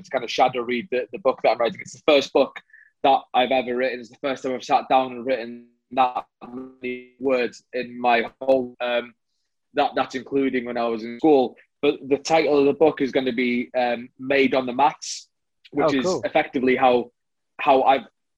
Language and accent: English; North Wales, United Kingdom; I'm from North Wales